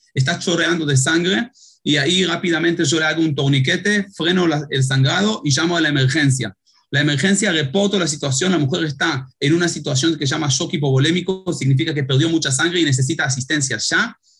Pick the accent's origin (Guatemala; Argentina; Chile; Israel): Israel; moved away as an adult; also born or lived in Uruguay; Yo nací en Israel, tengo cinco hijos, dos de ellos uruguayos